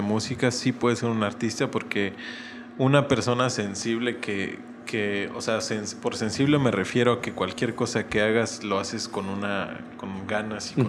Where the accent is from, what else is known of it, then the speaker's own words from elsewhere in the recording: Morelia, Michoacán, Mexico; moved away as an adult; now in Mexico City, Mexico; yo soy de Morelia, Michoacán